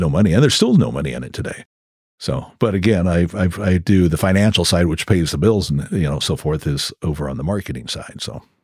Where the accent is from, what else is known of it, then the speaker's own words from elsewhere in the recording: Crescent City, California, United States; I grew up in Crescent City